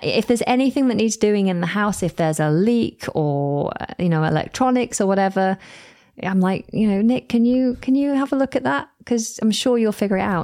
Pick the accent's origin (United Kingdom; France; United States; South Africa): United Kingdom; Manchester, North West England; first language English; moved away as an adult; also born or lived in Southport, Merseyside / London; now in South of England, United Kingdom; I was brought up mostly around Manchester.